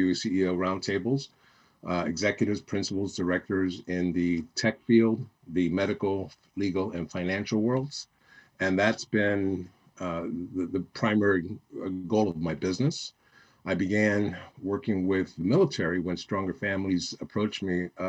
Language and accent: English; New York City, New York, United States; moved away; also born or lived in Miami; I grew up in New York City, born and raised there